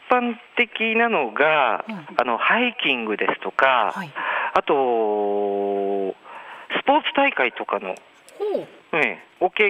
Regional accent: Kagoshima, Japan; moved away; 僕も鹿児島出身なので

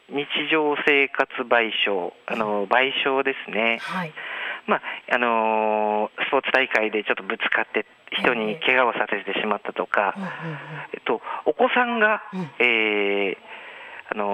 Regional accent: Kagoshima, Japan; moved away; 僕も鹿児島出身なので

